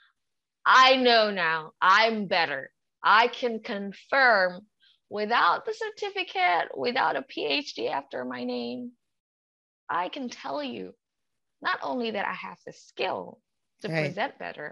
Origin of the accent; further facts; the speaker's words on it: Indonesia; English is a second language; now in United Kingdom; I'm from a country that people don't even know the location of.